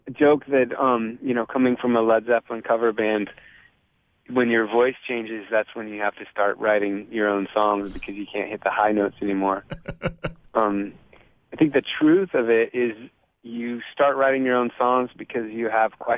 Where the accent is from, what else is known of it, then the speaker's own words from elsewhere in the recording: California, United States; also born or lived in Boston / Virginia; So I was born in California, uh, lived there for five years, then moved to Boston for seven years, and moved to Virginia for four years, then moved back to California